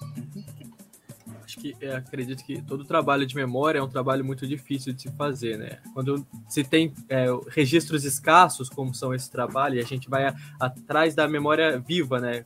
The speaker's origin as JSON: {"language": "Portuguese", "town": "Guaratinguetá", "region": "São Paulo", "country": "Brazil", "said": "Eu sou paulista do interior, Guaratinguetá"}